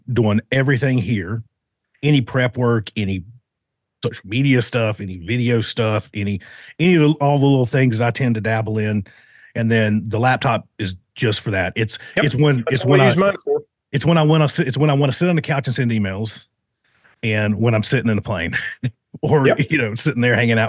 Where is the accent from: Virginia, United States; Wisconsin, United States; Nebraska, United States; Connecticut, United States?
Virginia, United States; Richlands; moved away as an adult; also born or lived in Martinsburg, West Virginia; raised, kind of spent my younger, my more formative years right outside of a little town called Richlands, Virginia